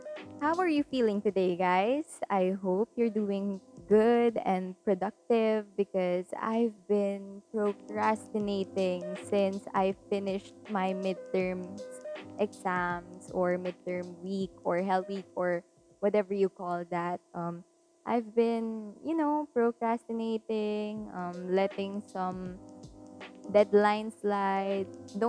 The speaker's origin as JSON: {"language": "English", "town": "Caloocan", "region": "Metro Manila", "country": "Philippines", "said": "So, hi guys … from the Metro, from Metro Manila in Caloocan."}